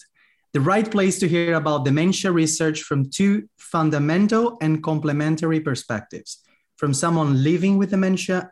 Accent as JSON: {"language": "English", "country": "Brazil", "said": "I'm Brazilian."}